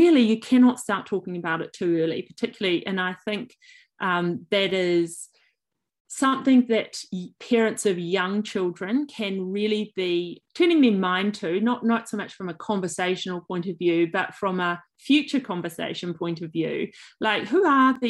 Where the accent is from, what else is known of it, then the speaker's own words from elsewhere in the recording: New Zealand; moved away as an adult; also born or lived in United Kingdom / Sydney, Australia; now in Trundle, Australia; I am, as may be obvious from my accent, originally from New Zealand. I moved to Australia in 2007 with my now husband